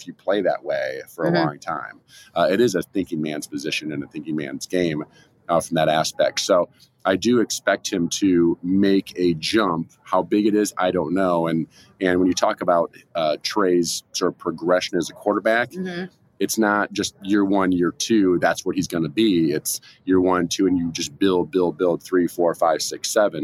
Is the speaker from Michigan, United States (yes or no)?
no; Eastern Iowa, United States; I'm a Midwesterner. I grew up in Eastern Iowa, only about mm-hmm. 3 or so hours from Green Bay.